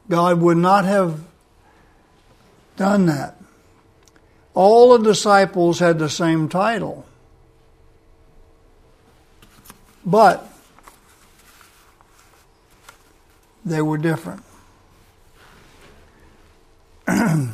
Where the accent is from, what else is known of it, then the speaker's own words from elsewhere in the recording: South Louisiana, United States; I'm from South Louisiana.